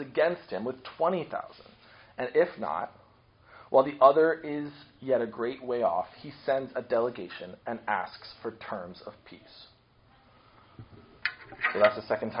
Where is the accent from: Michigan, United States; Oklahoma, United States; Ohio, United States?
Ohio, United States; Akron; I grew up in Akron, Ohio, hometown of LeBron James